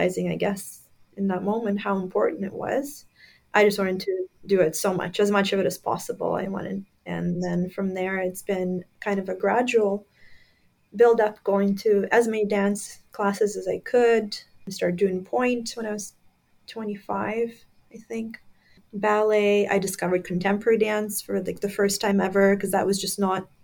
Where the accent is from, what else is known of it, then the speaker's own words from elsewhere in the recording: Crimea, Ukraine; moved away; when I was growing up in Crimea, Ukraine at the time